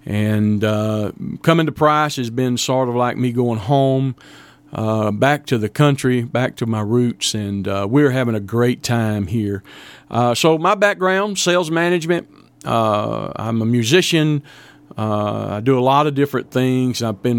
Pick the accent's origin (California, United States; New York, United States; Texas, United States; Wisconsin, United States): Texas, United States; Deweyville; also born or lived in Fort Worth, Texas; I was born in Fort Worth, Texas, and was adopted from Fort Worth by my parents. Grew up living in a little bitty town called Deweyville, Texas, down on the Sabine River, just north of the Gulf Coast a little bit.